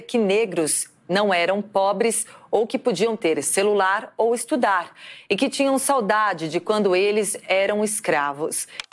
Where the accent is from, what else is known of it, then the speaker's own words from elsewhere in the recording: Alcântara, Maranhão, Brazil; also born or lived in United States; eu sou nascido e criado aqui no Itamatatiwa.